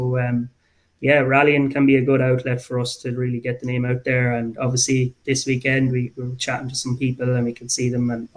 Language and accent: English; Abbeyleix, Laois, Ireland; now in Dublin, Ireland; I'm from Abbey Leaks